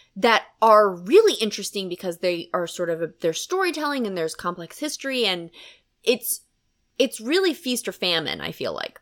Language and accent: English; Harrisburg, Pennsylvania, United States; I'm from Harrisburg, and so we have Hershey